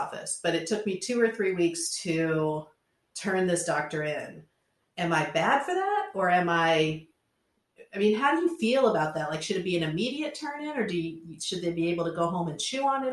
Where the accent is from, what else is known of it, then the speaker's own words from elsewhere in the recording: Centerville, United States; I'm from Centerville, which is boring